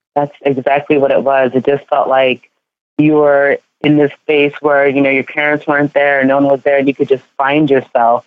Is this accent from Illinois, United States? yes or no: no; California, United States; born or raised there; also born or lived in Ghana; now in New York, United States